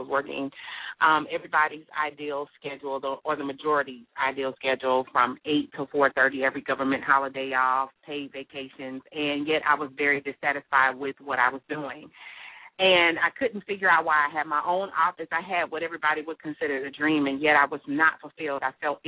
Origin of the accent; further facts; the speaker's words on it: Miami, Florida, United States; I'm born and raised in Miami, Florida.